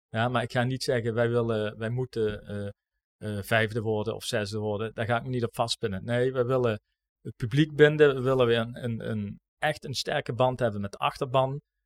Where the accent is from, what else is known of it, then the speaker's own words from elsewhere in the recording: Maastricht, Limburg, Netherlands; als Maastrichtenaar binnen Roda